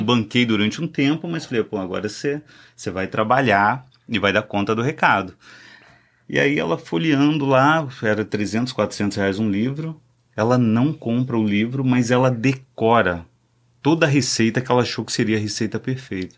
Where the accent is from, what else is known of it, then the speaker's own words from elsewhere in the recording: Espírito Santo, Brazil; estado, que é o Espírito Santo, sou capixaba